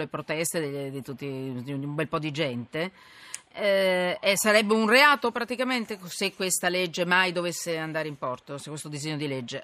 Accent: Milan, Lombardy, Italy; io poi sono milanese

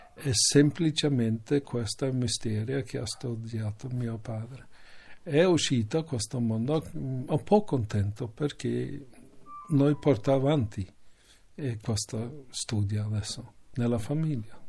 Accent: Canada; Italian is a second language; moved away; io sono nato lì, in Canada

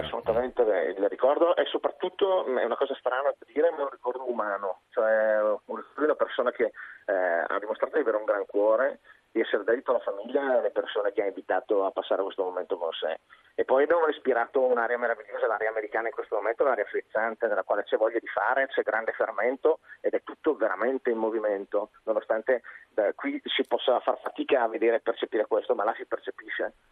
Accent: Brescia, Lombardy, Italy; io sono di Brescia

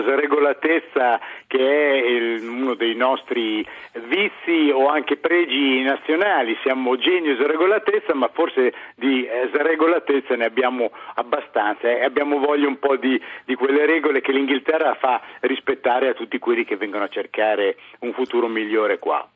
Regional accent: Bologna, Emilia-Romagna, Italy; moved away as an adult; now in London, United Kingdom; io sono emiliano di Bologna

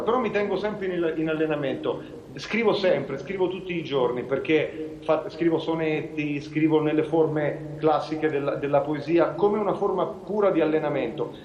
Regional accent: Cortona, Tuscany, Italy; sono nato nella stessa città dove è nato Severini

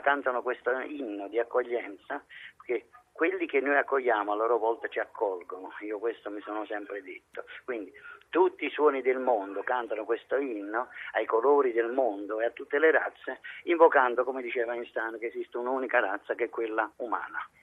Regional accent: Naples, Campania, Italy; la mia origina, la mia terra, la Napoli Nord, Marianella

